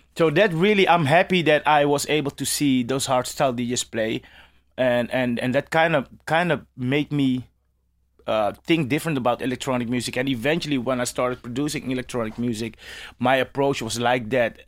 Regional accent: Amsterdam, North Holland, Netherlands; as a kid growing up in Amsterdam

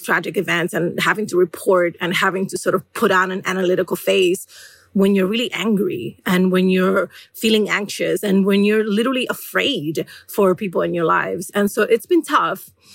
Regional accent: New York City, New York, United States; I'm from the Bronx, where historically we have had astronomical rates of asthma among residents

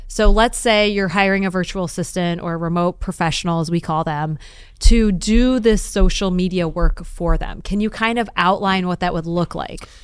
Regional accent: Detroit, Michigan, United States; I'm from Detroit

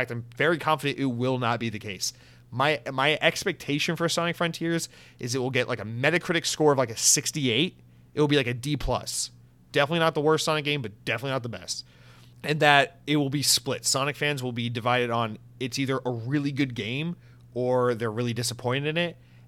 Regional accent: United Kingdom; I'm going to click off and give a 2-star rating on iTunes because I'm a British listener.

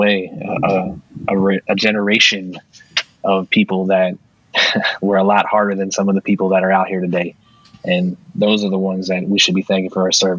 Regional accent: Lancaster, United States; moved away; growing up in Lancaster, Columbia

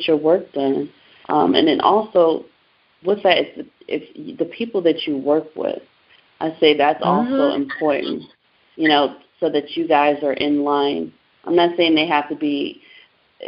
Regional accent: San Diego, California, United States; also born or lived in Baltimore, Maryland; now in Houston, United States; I was born and raised in San Diego, California

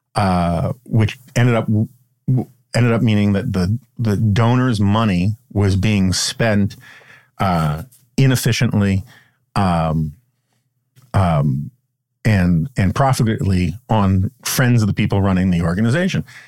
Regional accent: New York, United States; now in Washington, United States; Growing up in New York

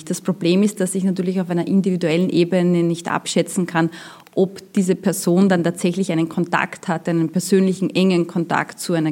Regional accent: Austria; dass ich als Österreicher, wenn ich in einem Gemeindebau wohne, auch damit klarkommen muss, dass ich mitunter türkische oder syrische Nachbarn habe.

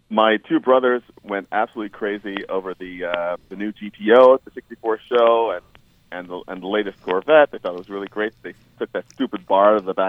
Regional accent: New York, United States; growing up in New York and not in Southern California

